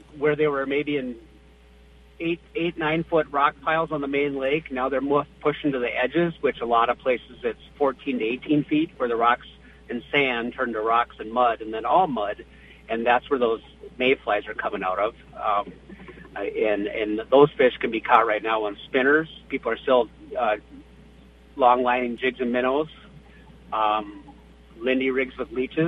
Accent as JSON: {"language": "English", "town": "Bemidji", "region": "Minnesota", "country": "United States", "tie": "born or raised there", "said": "growing up in Bemidji"}